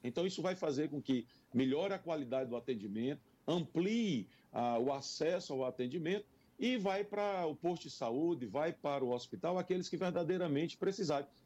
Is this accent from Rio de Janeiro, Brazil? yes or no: no; Parnaíba, Piauí, Brazil; also born or lived in São Luís, Maranhão; now in Teresina, Brazil; Então me criei de fato na cidade de Parnaíba e com em 1973, há 46 anos atrás, eu vim para Teresina